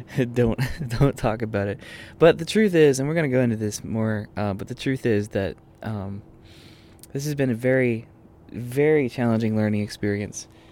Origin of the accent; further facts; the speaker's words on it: Austin, Texas, United States; moved away; I grew up in Texas